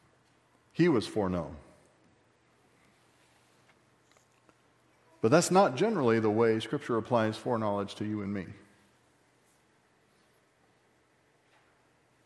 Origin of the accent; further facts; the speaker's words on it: Texas, United States; I say I'm from Texas